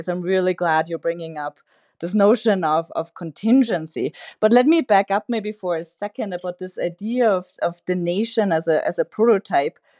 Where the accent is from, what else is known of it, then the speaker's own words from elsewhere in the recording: Austria; now in United States; I'm originally from Austria